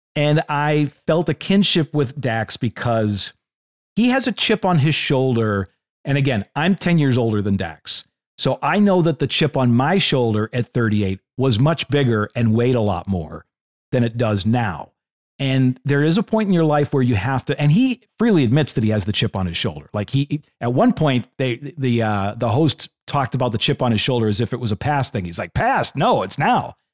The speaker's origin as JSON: {"language": "English", "town": "Boston", "region": "Massachusetts", "country": "United States", "said": "I'm from Boston"}